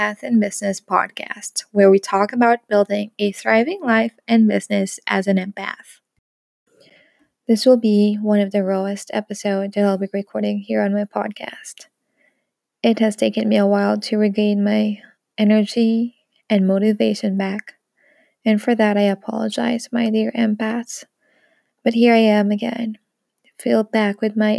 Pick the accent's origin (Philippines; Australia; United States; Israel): Philippines; moved away as an adult; now in France; I'm a Filipina based here in France. We've moved here together with my husband, my three kids, my sister, and my niece, for about 2 years now.